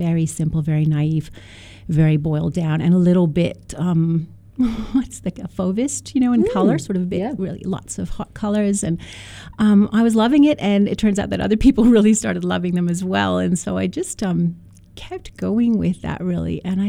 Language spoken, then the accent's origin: English; Canada; now in Australia; I do love Jeffrey Smart when I came from Canada to Australia and saw his work.